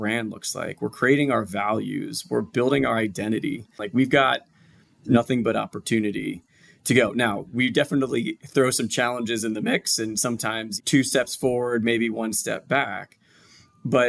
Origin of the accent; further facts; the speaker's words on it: outside of Philadelphia, Pennsylvania, United States; moved away as an adult; now in Atlanta, United States; I'm outside of Philadelphia, born and bred. So I'm a tried and true Philly guy